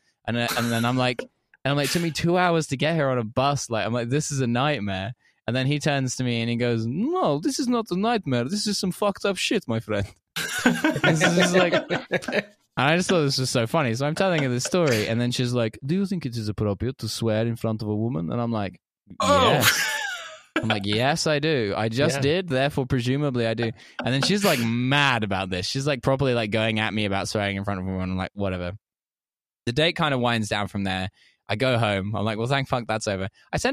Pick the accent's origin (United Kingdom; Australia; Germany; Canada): United Kingdom; England; So when you're in Moscow meeting a Russian who's moved to Moscow, it's like a bit, as an English person, it's like a bit of a culture shock, you know?